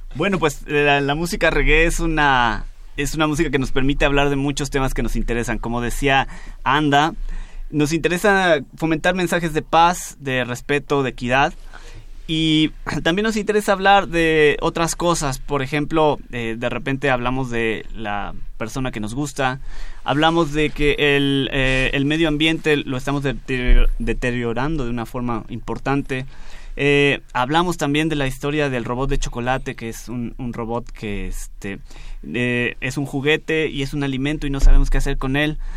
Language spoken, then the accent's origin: Spanish; Mexico; como mexicanos